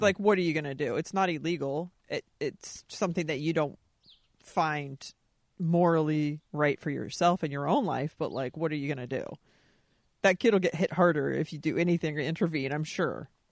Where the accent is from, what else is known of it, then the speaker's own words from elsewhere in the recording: Anaheim, California, United States; I was born in Anaheim